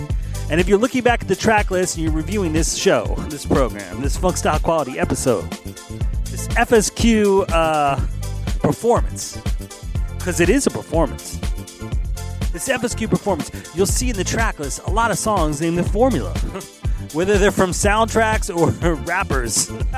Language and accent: English; Philadelphia, Pennsylvania, United States; Philadelphia, shout out to you. My hometown.